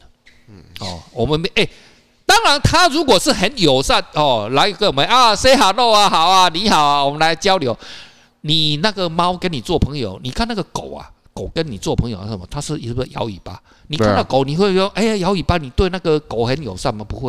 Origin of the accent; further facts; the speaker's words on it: Taiwan; 就跟我们早期我们台湾的呃，我们为什么从福建过来？